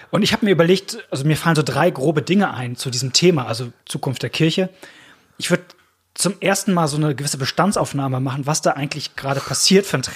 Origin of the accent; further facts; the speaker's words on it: Rhineland, Germany; Auch wenn ich an meine alte Heimatgemeinde im Rheinland denke, saß neben mir eine Frau aus Ostpreußen